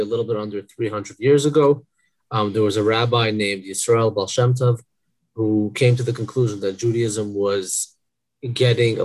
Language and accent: English; Toronto, Ontario, Canada; also born or lived in Brooklyn, New York, United States; I was born in Brooklyn, New York, raised in Toronto, Canada.